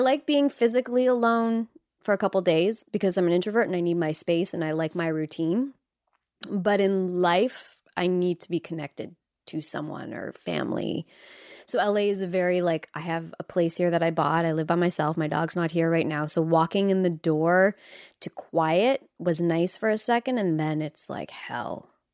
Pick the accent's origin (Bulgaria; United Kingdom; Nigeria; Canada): Canada; moved away as an adult; now in Los Angeles, United States; as a Canadian, uh, living in Los Angeles